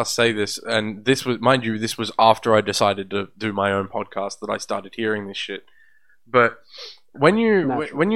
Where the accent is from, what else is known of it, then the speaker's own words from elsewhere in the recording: Australia; We're Australian.